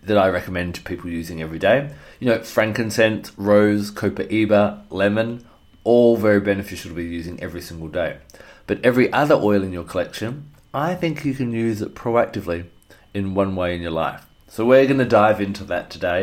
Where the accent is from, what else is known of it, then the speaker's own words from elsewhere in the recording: Australia; my home country of Australia